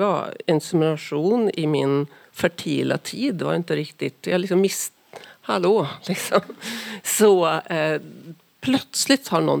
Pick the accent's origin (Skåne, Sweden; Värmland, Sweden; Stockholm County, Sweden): Värmland, Sweden; Karlstad; now in Norway; Vi, Vi är, är ju från Karlstad bägge två.